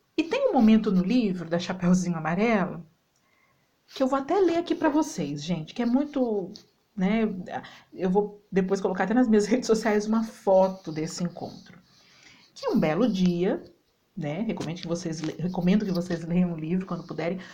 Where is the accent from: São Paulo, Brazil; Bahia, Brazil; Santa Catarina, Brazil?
São Paulo, Brazil; Campinas; now in Alfenas, Brazil; Moro na cidade de Alfenas, sou campineira, morando aqui na cidade de Alfenas